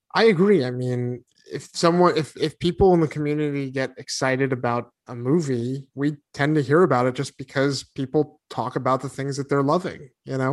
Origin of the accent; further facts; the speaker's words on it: New England, United States; moved away; also born or lived in Arizona; growing up in New England